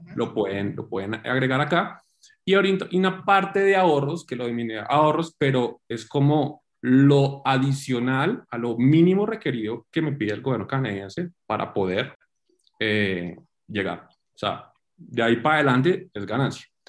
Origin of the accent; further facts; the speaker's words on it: Cali, Valle del Cauca, Colombia; now in Bogotá, Colombia; soy colombiano, eh, caleño